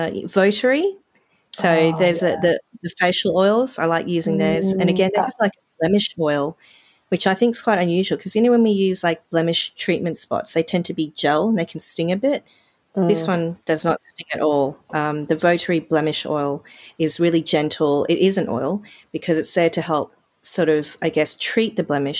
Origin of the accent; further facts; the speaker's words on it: Australia; growing up in Australia